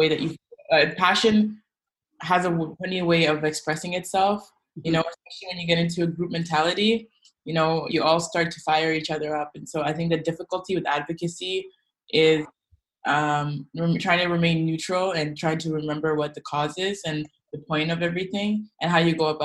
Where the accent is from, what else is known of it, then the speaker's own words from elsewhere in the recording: South Sudan; I come from South Sudan